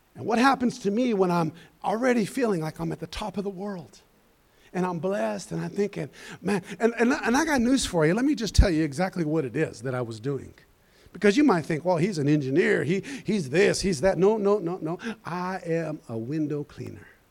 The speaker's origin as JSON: {"language": "English", "region": "Colorado", "country": "United States", "said": "I'm from Colorado"}